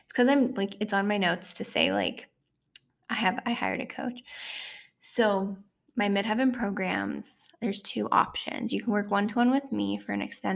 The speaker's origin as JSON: {"language": "English", "region": "Ontario", "country": "Canada", "tie": "born or raised there", "also_born_or_lived": "Toronto, Ontario", "said": "back in my hometown where I'm from in Ontario"}